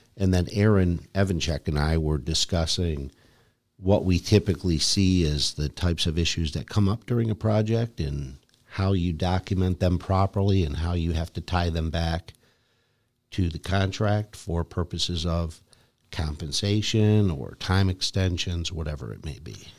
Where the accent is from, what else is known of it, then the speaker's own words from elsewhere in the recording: Lyndhurst, Ohio, United States; I grew up in Cleveland, a suburb, Lyndhurst, Ohio